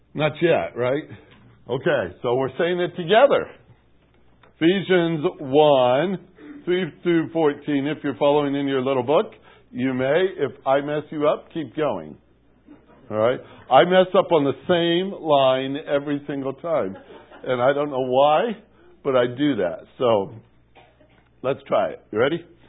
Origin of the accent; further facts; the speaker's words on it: Portage, Indiana, United States; moved away; As a youngster growing up in Portage, Indiana, it was right on the bottom of Lake Michigan